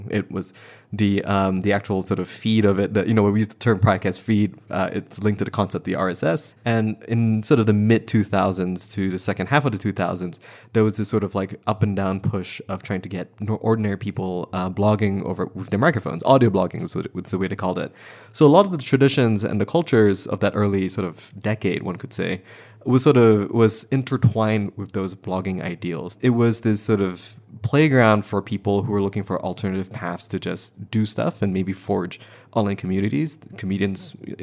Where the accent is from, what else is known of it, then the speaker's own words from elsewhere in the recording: Malaysia; now in United States; so I'm not from this country. I'm from Malaysia